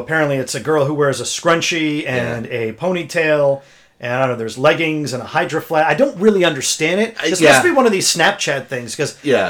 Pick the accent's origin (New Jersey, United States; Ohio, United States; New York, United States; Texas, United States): New Jersey, United States; born or raised there